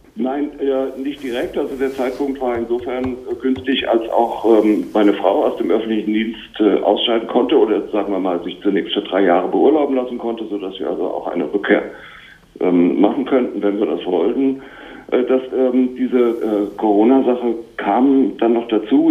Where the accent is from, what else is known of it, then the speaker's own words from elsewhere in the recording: Germany; moved away as an adult; als Deutscher